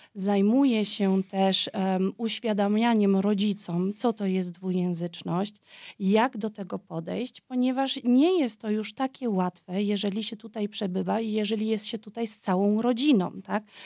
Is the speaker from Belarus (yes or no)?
no; Vienna, Austria; first language Polish; urodziłam i wychowałam się w Wiedniu